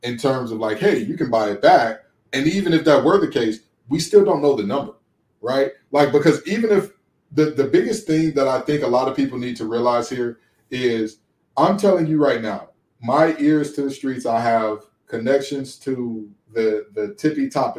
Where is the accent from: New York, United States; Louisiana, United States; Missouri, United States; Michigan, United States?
Michigan, United States; Detroit; I grew up in Big Ten country in Detroit, Michigan